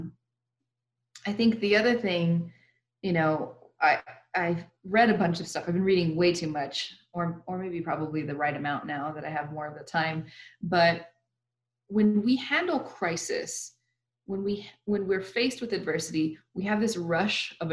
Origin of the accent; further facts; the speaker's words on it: El Paso, Texas, United States; also born or lived in Lubbock / Phoenix, Arizona / Mexico; born and raised in El Paso